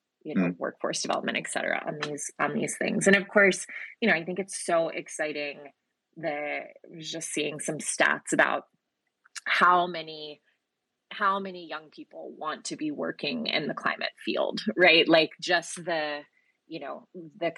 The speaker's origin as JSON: {"language": "English", "region": "Georgia", "country": "United States", "said": "my home state and formerly your momentary state, Sean, Georgia"}